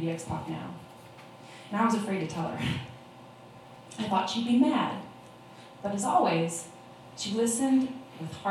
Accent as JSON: {"language": "English", "region": "Oregon", "country": "United States", "tie": "born or raised there", "said": "I did grow up in Oregon"}